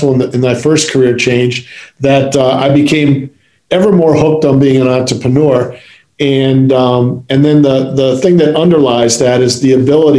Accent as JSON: {"language": "English", "region": "Midwest", "country": "United States", "tie": "born or raised there", "also_born_or_lived": "Maryland", "moved": "yes", "said": "Growing up in the Midwest"}